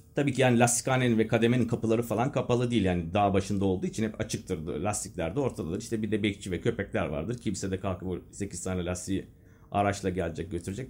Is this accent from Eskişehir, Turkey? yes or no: yes; Eskişehir, Turkey; also born or lived in Castrop-Rauxel, Germany; yedi yaşındayken buraya geldim